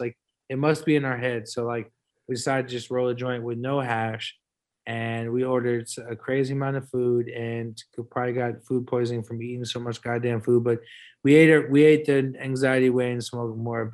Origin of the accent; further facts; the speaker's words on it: San Francisco, California, United States; We're from San Francisco